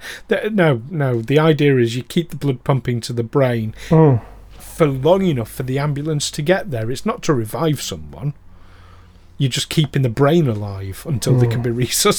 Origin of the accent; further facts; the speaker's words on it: United Kingdom; we're Britain